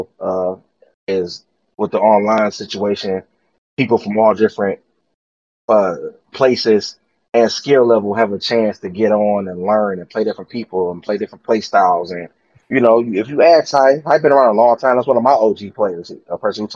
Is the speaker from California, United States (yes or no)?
no; Detroit, Michigan, United States; I'm from Detroit